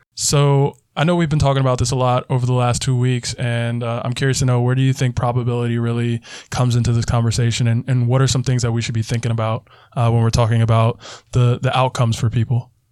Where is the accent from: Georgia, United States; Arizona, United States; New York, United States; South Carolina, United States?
South Carolina, United States; my home state for an example. South Carolina